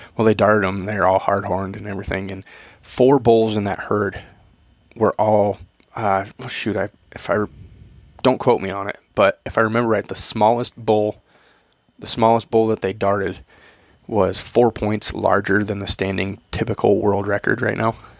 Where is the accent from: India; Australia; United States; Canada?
United States; Eastern Washington; I grew up in Eastern Washington